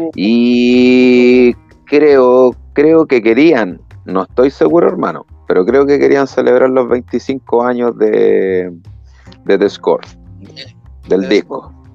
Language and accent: Spanish; Chile